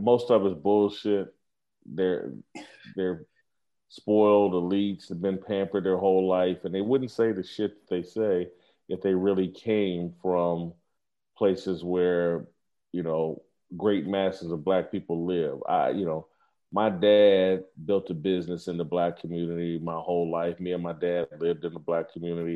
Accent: Indianapolis, Indiana, United States; moved away as an adult; also born or lived in Kansas City / Los Angeles; the same neighborhood I grew up in Indianapolis, went to my high school

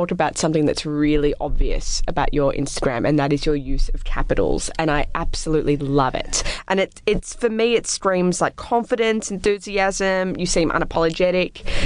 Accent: Australia; You're an MTV presenter, and growing up in Australia, almost almo- almost all of our prominent presenters were uh, white, with the exception of Yumi Stynes and Fuzzy.

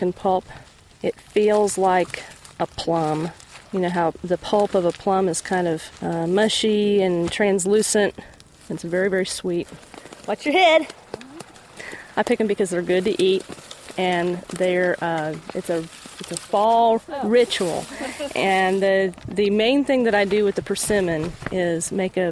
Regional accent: Indiana, United States; moved away; a place in Indiana near where I grew up

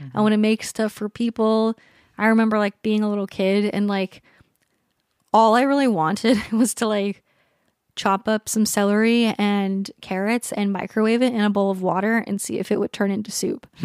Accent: San Diego, California, United States; also born or lived in Hawaii; I was born in Hawaii and then San Diego.

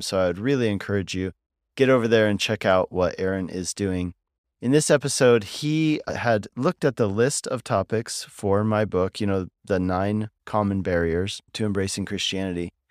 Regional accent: Colorado, United States; I grew up in Colorado

